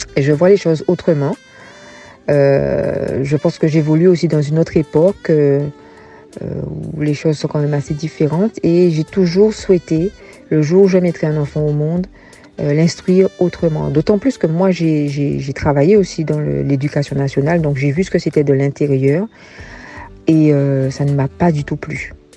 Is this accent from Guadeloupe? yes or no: yes; Gourbeyre, Guadeloupe; moved away as an adult; also born or lived in Basse-Terre, Guadeloupe; now in Benin; j'ai été élevée dans mon enfance à Gourbert